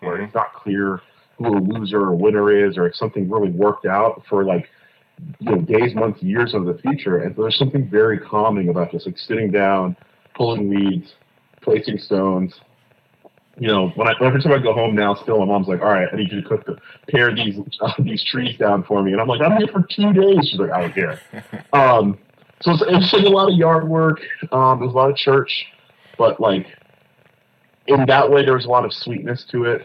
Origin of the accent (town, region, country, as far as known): Fort Lauderdale, Florida, United States; born or raised there; moved away as an adult; also born or lived in Kingston, Jamaica; now in New York, United States